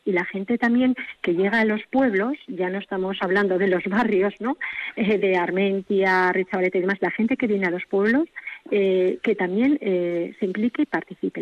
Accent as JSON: {"language": "Spanish", "area": "a village near Vitoria", "region": "Basque Country", "country": "Spain", "tie": "born or raised there", "said": "nos dedicamos a la actividad agrícola y ganadera que siempre hemos vivido en el pueblo"}